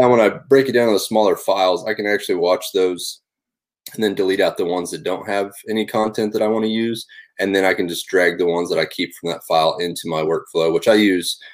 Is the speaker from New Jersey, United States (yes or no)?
no; Northwest Oklahoma, United States; I grew up in Northwest Oklahoma